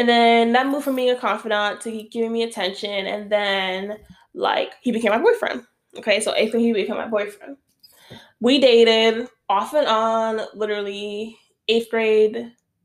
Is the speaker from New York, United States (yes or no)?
yes; New York City, New York, United States; moved away; also born or lived in Westchester / Florida; I'm from the Bronx